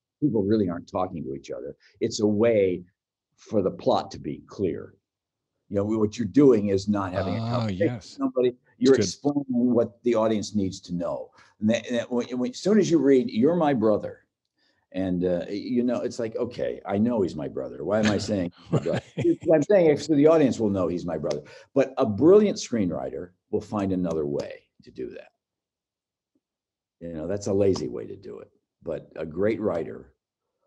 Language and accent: English; outside of Chicago, Illinois, United States; I'm from outside of Chicago